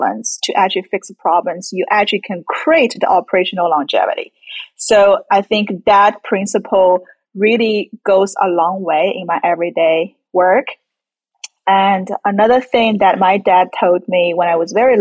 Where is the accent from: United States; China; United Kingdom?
China; moved away; I grew up in China